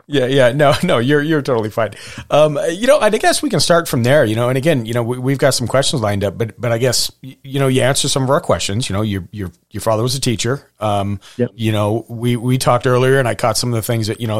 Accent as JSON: {"language": "English", "region": "Montana", "country": "United States", "tie": "born or raised there", "said": "I was born in Montana"}